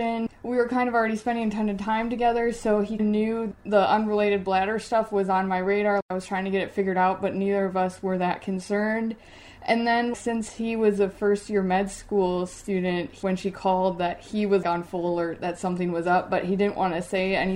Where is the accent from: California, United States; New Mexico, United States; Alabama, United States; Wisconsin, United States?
Wisconsin, United States; also born or lived in Ohio; now in Pittsburgh, United States; I'm originally from Wisconsin